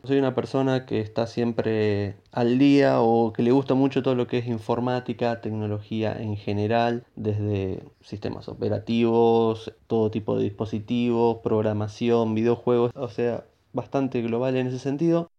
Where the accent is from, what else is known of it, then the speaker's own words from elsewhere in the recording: Buenos Aires, Argentina; soy de Buenos Aires, Argentina